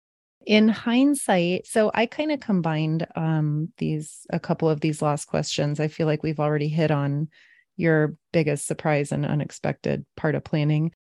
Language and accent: English; San Diego, California, United States; I'm from San Diego